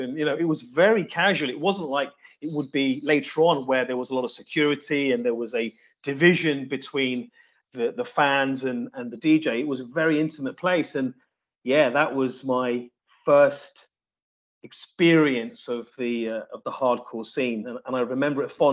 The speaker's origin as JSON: {"language": "English", "town": "Reading", "region": "South East England", "country": "United Kingdom", "tie": "born or raised there", "also_born_or_lived": "Leicester", "moved": "yes", "said": "I was born in Reading, but I went to Leicester with my parents."}